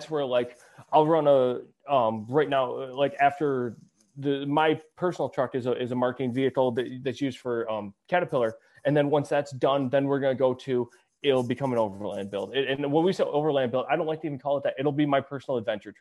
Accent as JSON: {"language": "English", "region": "Michigan", "country": "United States", "said": "We're from Michigan."}